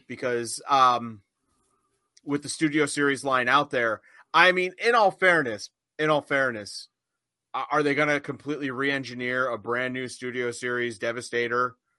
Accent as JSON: {"language": "English", "country": "United States", "said": "I'm American."}